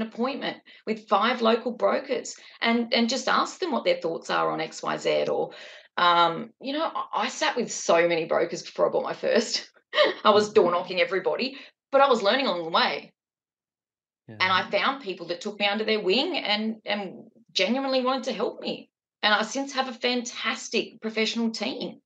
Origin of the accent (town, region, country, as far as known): Newcastle, New South Wales, Australia